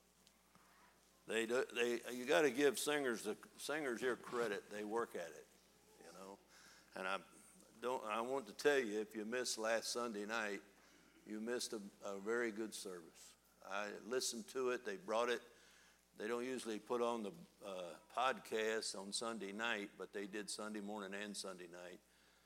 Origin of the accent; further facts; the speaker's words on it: United States; accent: country hillbilly; I was raised in Northside. My parents were both from down in the lower part of Kentucky